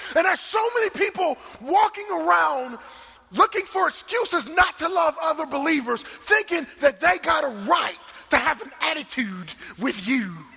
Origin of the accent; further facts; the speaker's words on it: New Jersey, United States; moved away; I'm from New Jersey